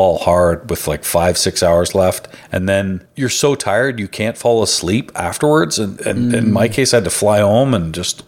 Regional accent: Canada; I can't vote. I'm Canadian

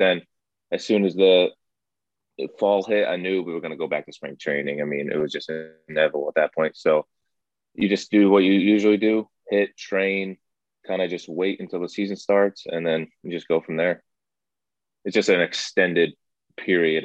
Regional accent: New Jersey, United States; I'm from New Jersey

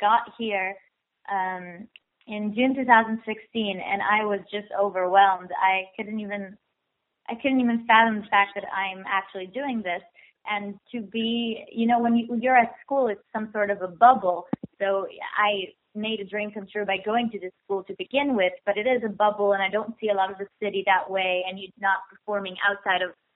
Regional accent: Tel Aviv, Tel Aviv District, Israel; moved away as an adult; now in New York, United States; I moved here from Tel Aviv, Israel, 3 years ago.

